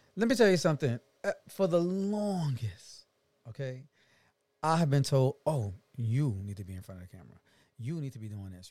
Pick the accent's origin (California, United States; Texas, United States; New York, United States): New York, United States; New York City; moved away; also born or lived in Atlanta / Los Angeles; I am a black man from Brooklyn, New York.